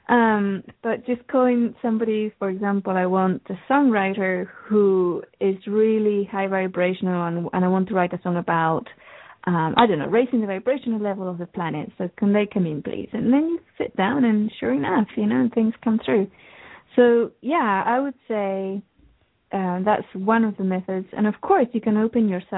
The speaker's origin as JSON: {"language": "English", "region": "England", "country": "United Kingdom", "tie": "born or raised there", "said": "I grew up in England."}